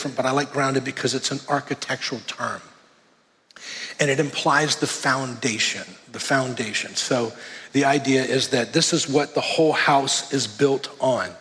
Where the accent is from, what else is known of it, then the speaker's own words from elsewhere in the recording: Miami, Florida, United States; moved away; So I grew up in Miami, and in 1992, I was in Hurricane Andrew.